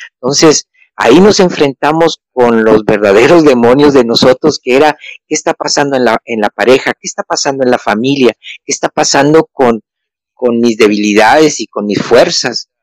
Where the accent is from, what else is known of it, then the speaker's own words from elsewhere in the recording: Mexico; now in Argentina; Yo soy mexicano, vivo aquí en Argentina